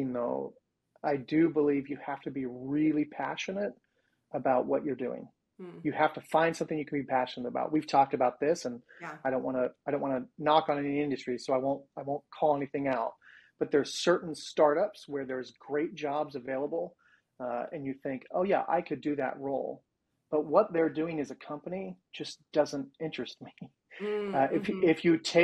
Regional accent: Sacramento, California, United States; I grew up in Sacramento, which is just 90 miles or so from San Francisco, but a very, very different world.

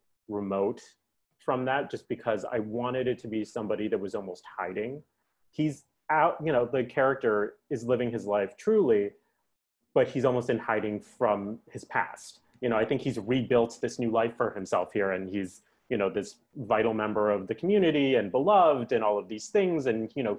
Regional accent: New York, United States; now in Los Angeles, United States; I'm from New York and I live

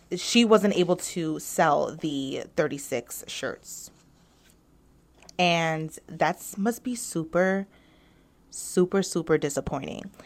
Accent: New York, United States; I am a New Yorker

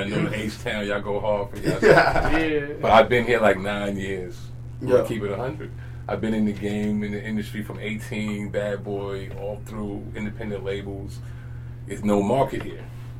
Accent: New York, United States; now in Texas, United States; I'm originally from New York

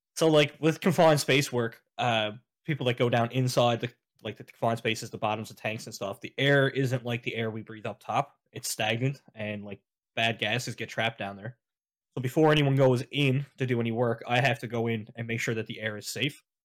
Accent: St. John's, Newfoundland and Labrador, Canada; I was born and raised in Saint John's

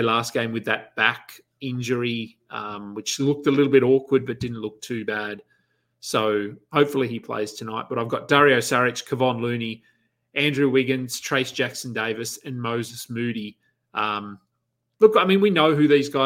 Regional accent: Australia; being Australian

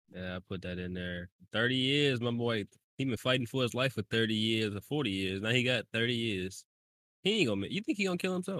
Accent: United States; as an American being born here

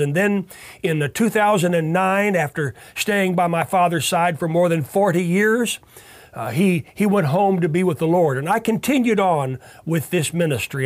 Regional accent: Tulsa, Oklahoma, United States; I grew up here in Tulsa

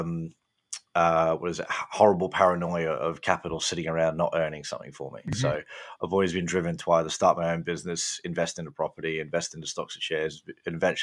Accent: Gold Coast, Queensland, Australia; moved away as an adult; also born or lived in London; now in United Kingdom; I grew up in Australia on a farm on the Gold Coast

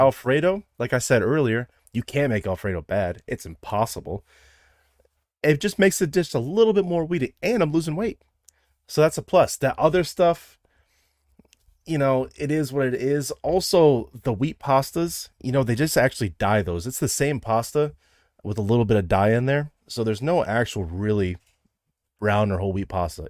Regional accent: Midwest, United States; I'm from the Midwest

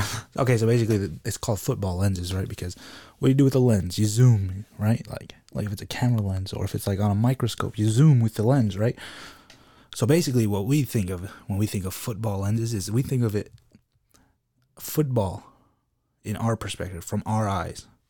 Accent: United States; I'm American

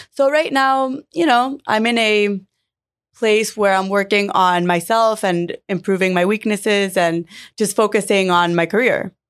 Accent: Miami, Florida, United States; I grew up in Miami and I grew up around the industry.

